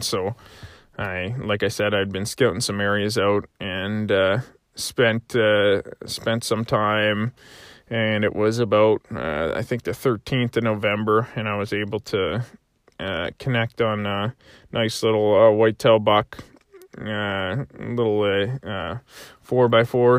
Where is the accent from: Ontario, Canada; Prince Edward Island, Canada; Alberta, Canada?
Prince Edward Island, Canada; growing up in, uh, in P